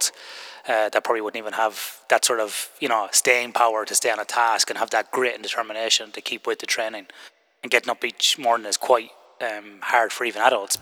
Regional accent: Ireland; now in Western Australia, Australia; when I grew up in Ireland

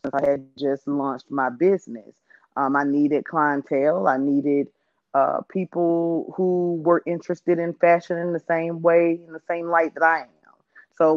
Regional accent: Louisiana, United States; now in Dallas, United States; I'm from Louisiana, but I moved to Texas, the Dallas area, DFW

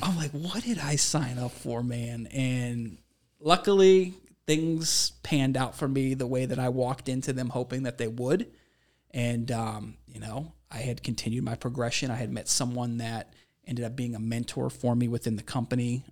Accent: Ohio, United States; moved away as an adult; also born or lived in Minnesota; I'm from Ohio

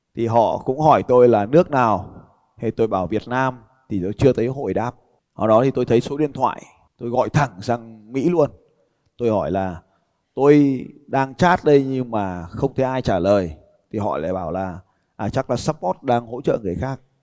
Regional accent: Vietnam; tôi bảo tao đến từ Việt Nam

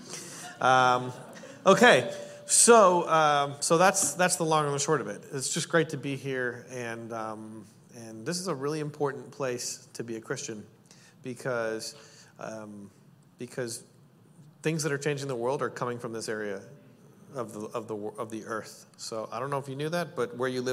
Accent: Canada; I'm Canadian

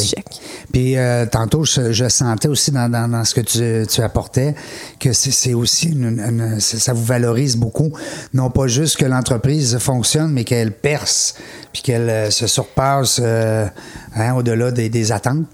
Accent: Quebec City, Quebec, Canada; je viens de Québec, hein, c'est ma région.

